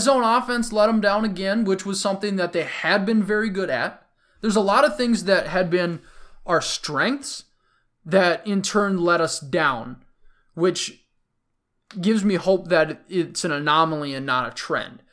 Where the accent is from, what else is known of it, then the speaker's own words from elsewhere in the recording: Minnesota, United States; the Minnesotan in me